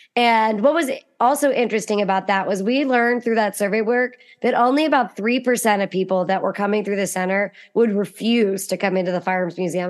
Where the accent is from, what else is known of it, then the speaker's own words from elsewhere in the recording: Western Pennsylvania, United States; I'm from Western Pennsylvania, which has a really thriving hunting culture.